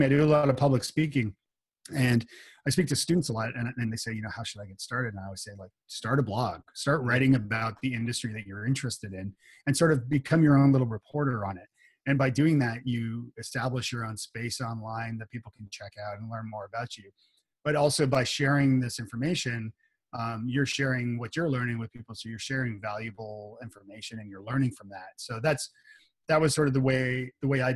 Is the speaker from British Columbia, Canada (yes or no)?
no; Toronto, Ontario, Canada; moved away as an adult; now in Nashville, United States; I was born and bred in Toronto